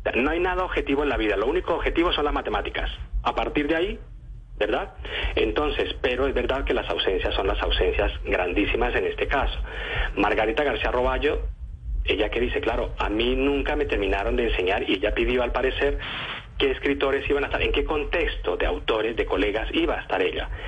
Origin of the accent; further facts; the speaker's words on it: Colombia; now in Spain; yo como periodista colombiano